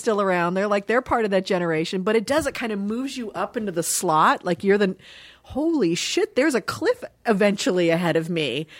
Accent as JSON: {"language": "English", "town": "Dayton", "region": "Ohio", "country": "United States", "tie": "born there", "said": "I was born in Dayton, Ohio. My mom was born and raised in Dayton"}